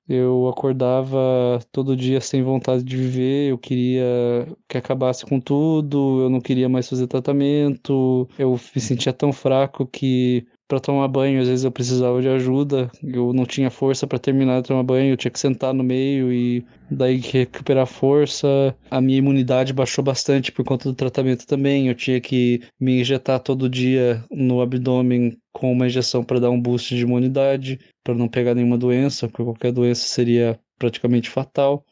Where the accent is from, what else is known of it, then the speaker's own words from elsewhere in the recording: Curitiba, Paraná, Brazil; sou de Curitiba